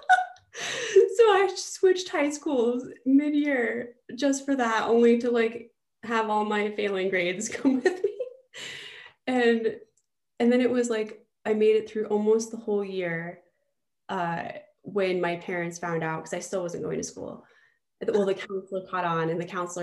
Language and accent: English; Fort Collins, Colorado, United States; also born or lived in Greeley, Colorado / New York; So I am originally from Northern Colorado. I was born in Greeley and raised in Fort Collins.